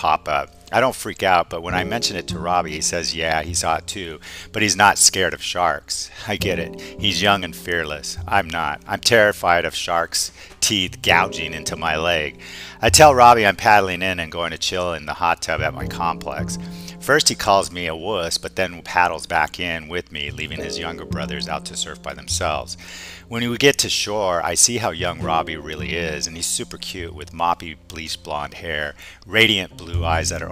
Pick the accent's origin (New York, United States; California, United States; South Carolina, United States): California, United States; moved away as an adult; also born or lived in Hawaii / Austin; I grew up in California and lived in Hawaii for a bit after high school